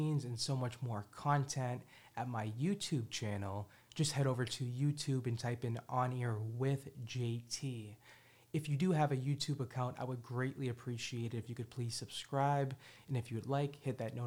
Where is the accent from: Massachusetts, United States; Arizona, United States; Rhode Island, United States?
Massachusetts, United States; Boston; I was born and raised in Hyde Park